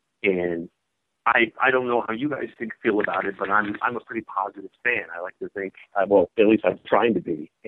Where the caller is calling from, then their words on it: Champaign, Illinois, United States; I'm calling in from Champaign.